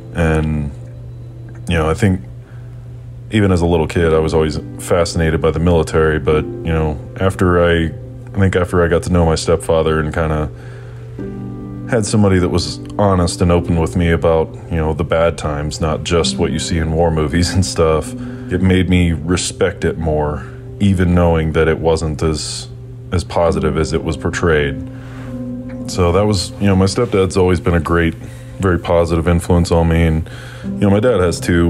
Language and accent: English; Nashville, Tennessee, United States; I was born and raised in Nashville, Tennessee.